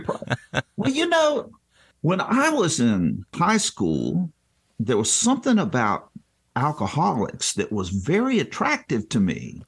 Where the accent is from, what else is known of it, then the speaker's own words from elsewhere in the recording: Greensboro, North Carolina, United States; also born or lived in Bowie, Maryland; when we moved from Bowie, Maryland to Greensboro, North Carolina when I was in third grade